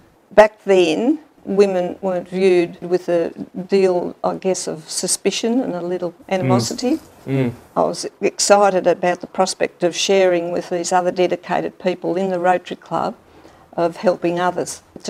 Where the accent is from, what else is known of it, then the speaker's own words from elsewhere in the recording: Tallangatta, Victoria, Australia; now in Albury, Australia; I was born in Altalangata and I lived on a dairy farm up the mid and north area and went to school. My primary years I went to the now defunct mid and north primary school.